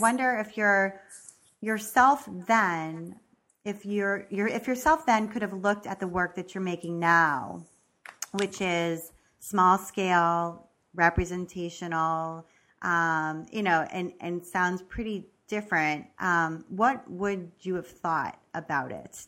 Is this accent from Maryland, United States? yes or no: yes; Maryland, United States; moved away; I'm also originally from Maryland